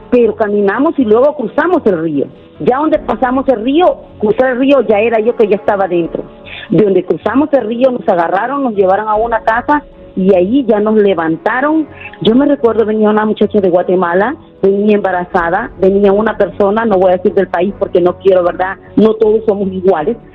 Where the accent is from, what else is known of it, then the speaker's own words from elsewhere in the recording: El Salvador; moved away as an adult; now in United States; Yo salí del Salvador por problemas ah, familiares.